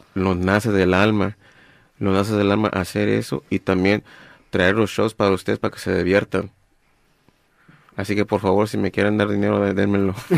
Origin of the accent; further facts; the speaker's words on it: Guerrero, Mexico; now in Los Angeles, United States; yo, yo soy de Guerrero